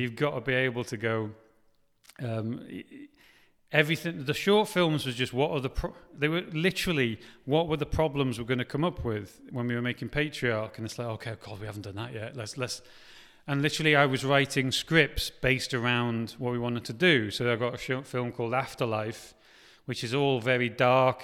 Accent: Wales, United Kingdom; now in Liverpool, United Kingdom; I'm Welsh

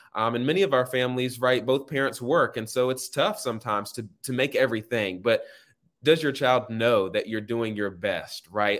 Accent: Raleigh, North Carolina, United States; moved away as an adult; now in Atlanta, United States; I'm from the North Hills area. Grew up, uh, going to Douglas Elementary School

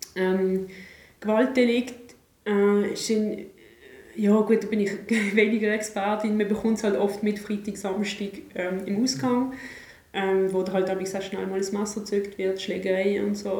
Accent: Basel, Basel-Stadt, Switzerland; mir als Basler

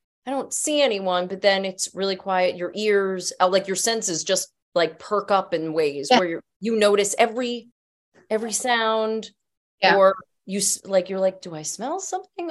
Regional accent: New Jersey, United States; I grew up in Jersey

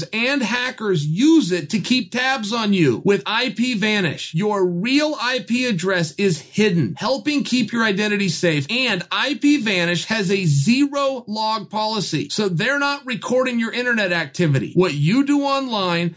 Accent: Oregon, United States; I'm from Oregon. I'm in Oregon talking to you guys right now

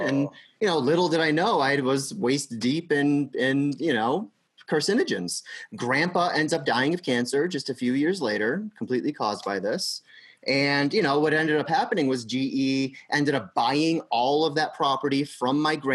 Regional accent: Pittsfield, Massachusetts, United States; I grew up in Pittsfield, Massachusetts, which is in Berkshire County.

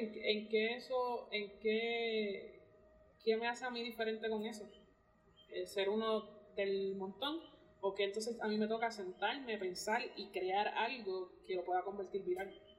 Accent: Puerto Rico

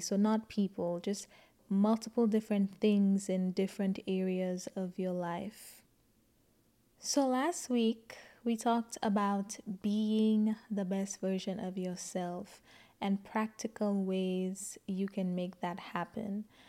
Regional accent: St. Lucia; I grew up in Saint Lucia and I went to a Catholic school

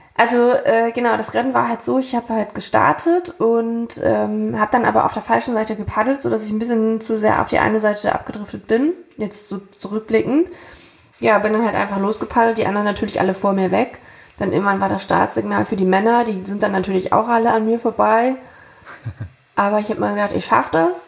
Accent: Thuringia, Germany; moved away; habe damals ja wieder in meiner alten Heimat in Thüringen gelebt

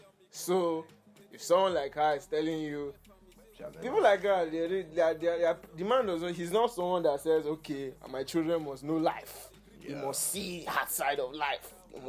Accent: Nigeria; born or raised there

